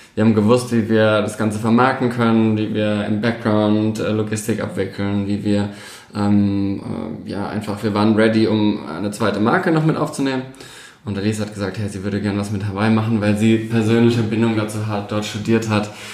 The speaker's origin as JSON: {"language": "German", "town": "Mannheim", "region": "Baden-Württemberg", "country": "Germany", "tie": "born or raised there", "also_born_or_lived": "Palatinate", "moved": "yes", "said": "ursprünglich aus Mannheim, in Mannheim geboren, gerade hier um die Ecke."}